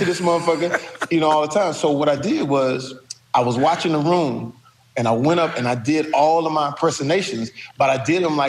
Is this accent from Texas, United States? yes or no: yes; Texas, United States; I'm straight from Texas, Steve. I didn't know L.A.